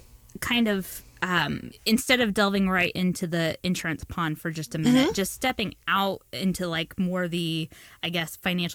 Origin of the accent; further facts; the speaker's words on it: New Castle, Indiana, United States; moved away as an adult; now in Warsaw, United States; Well, so I grew up in Newcastle, so that's like a hop and a skip from the studio.